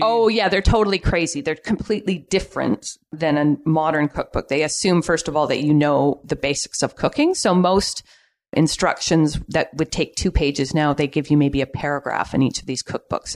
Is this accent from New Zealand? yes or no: no; Vancouver, British Columbia, Canada; now in Pender Island, Canada; I was born and raised in Vancouver